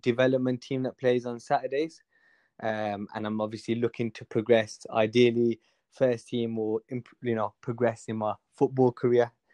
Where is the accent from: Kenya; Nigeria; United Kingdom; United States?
United Kingdom; Birmingham, West Midlands; I'm from Hall Green